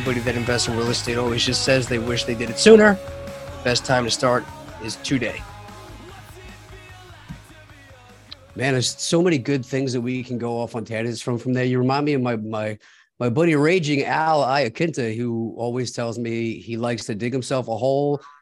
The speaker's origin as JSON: {"language": "English", "area": "Long Island", "region": "New York", "country": "United States", "tie": "born or raised there", "said": "we grew up on Long Island"}